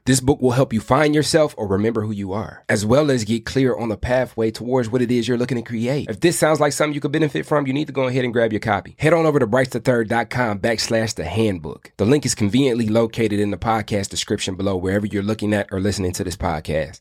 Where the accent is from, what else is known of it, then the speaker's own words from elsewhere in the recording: Michigan, United States; I'm from Michigan